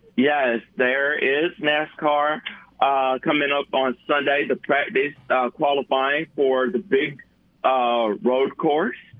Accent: Montgomery, Alabama, United States; my hometown

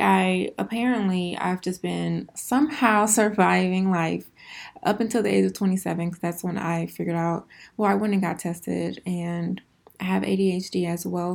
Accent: Houston, Texas, United States; I am originally from Houston, Texas. I am born and raised

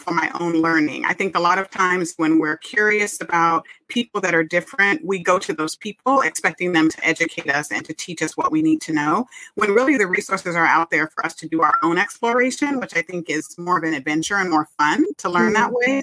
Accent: California, United States; I was born and raised in California, where I currently live

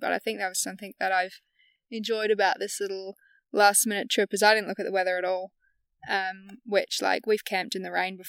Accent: the Hills, South Australia, Australia; also born or lived in Morgan, South Australia; I grew up in the hills

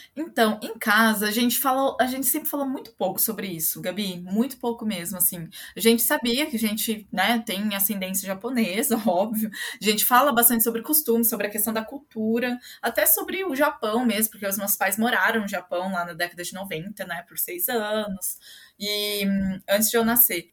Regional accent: Londrina, Paraná, Brazil; Eu sou brasileira, sou londrinense. Eu nasci em Londrina e moro aqui até hoje

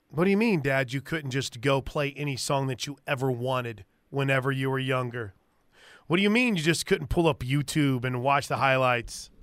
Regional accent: St. Louis, Missouri, United States; I grew up in Saint Louis

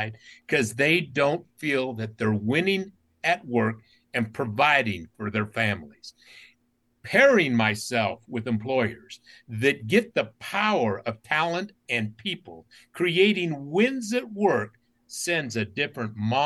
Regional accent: Utah, United States; As a kid growing up in Utah, only brown kid in my school

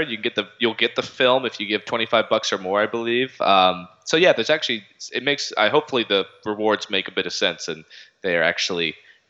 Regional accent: Charlottesville, Virginia, United States; moved away; working here in Virginia in my hometown of Charlottesville

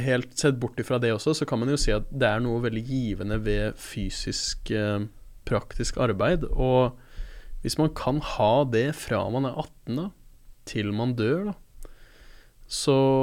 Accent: Oslo, Norway; født og oppvokst i Oslo sentrum

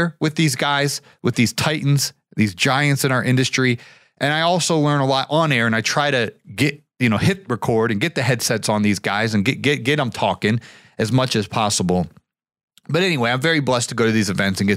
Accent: Canton, Ohio, United States; moved away; right outside of Canton, Ohio, where my hometown is.

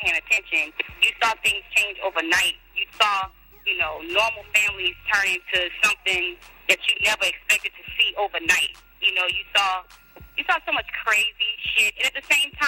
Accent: New Orleans area, Louisiana, United States; we grew up in New Orleans, Louisiana, right outside of New Orleans in Canada, actually. We claim New Orleans because it's the closest city that everybody knows.

